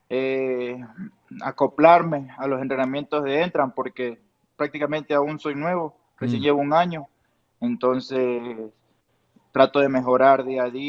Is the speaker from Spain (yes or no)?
no; Ecuador; now in Tijuana, Mexico; Salimos de Ecuador, de Ecuador y nos fuimos a Tijuana sin pensarlo dos veces y a ver qué pasa.